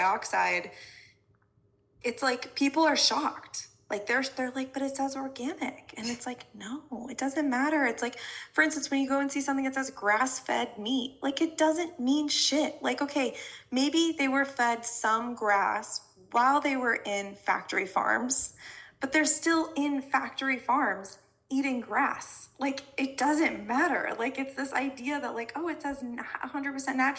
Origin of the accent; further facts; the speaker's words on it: Colorado, United States; I grew up in Colorado, like, surrounded by cornfields